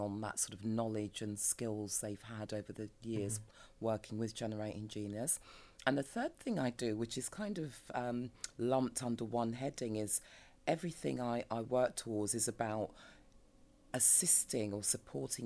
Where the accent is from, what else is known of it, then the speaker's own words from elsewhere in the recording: London, United Kingdom; I'm a Peckham, South Londoner through and through